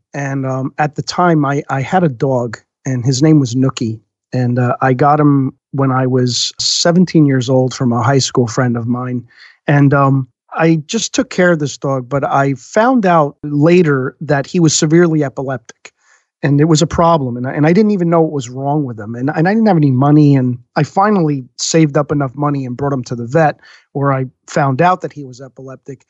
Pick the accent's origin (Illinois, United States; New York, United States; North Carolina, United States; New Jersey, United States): New Jersey, United States; I grew up in North Jersey, not the worst place in the world to be raised